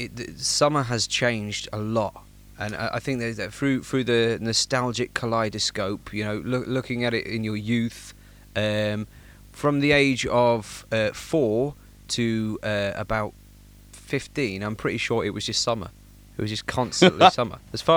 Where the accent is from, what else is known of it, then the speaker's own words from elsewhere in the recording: England, United Kingdom; I am actually English.